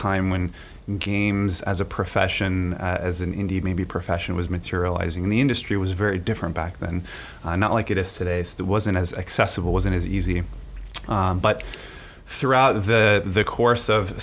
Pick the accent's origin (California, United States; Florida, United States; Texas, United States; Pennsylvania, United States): Florida, United States; Gainesville; also born or lived in New York; I grew up in Gainesville